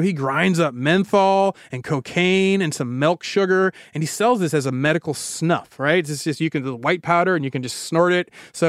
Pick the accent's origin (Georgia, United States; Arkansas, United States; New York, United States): Georgia, United States; Atlanta; The Atlanta Journal Constitution, my hometown paper